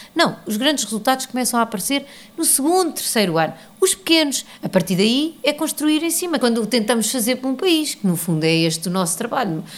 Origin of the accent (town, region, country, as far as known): Portugal; moved away as an adult; now in New York, United States